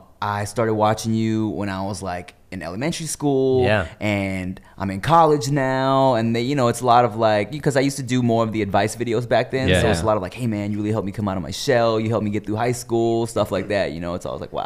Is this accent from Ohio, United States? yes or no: no; Montana, United States; born there; Well, I mean, I was born in Montana.